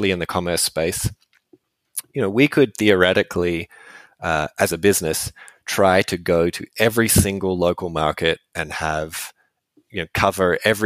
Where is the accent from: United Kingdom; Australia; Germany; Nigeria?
Australia; Western Australia; moved away; I'm from Western Australia originally.